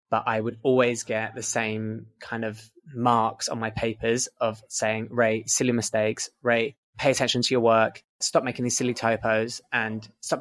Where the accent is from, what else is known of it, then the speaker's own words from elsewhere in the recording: London, United Kingdom; moved away as an adult; also born or lived in Essex / Falmouth, Cornwall; now in Barcelona, Spain; I was born in London, England, and I was based in London until I was about 14, moved out to Essex when I was 14